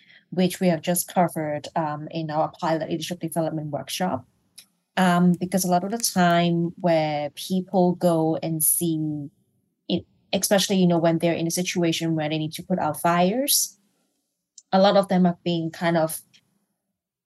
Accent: Hong Kong; I'm from Hong Kong, so I'm not from Malaysia, I'm from Hong Kong

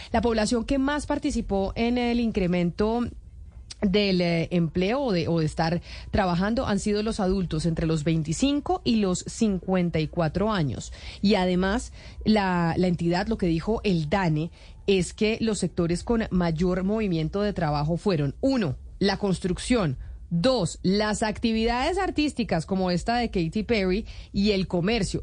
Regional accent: Bogotá, Colombia; de aquí somos bogotanos

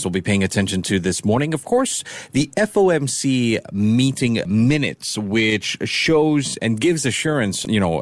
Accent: Singapore; the Singaporean tourist

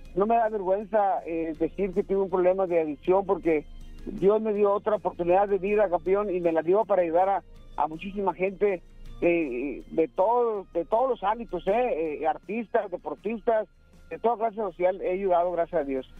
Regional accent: Mexico; los dos somos mexicanos

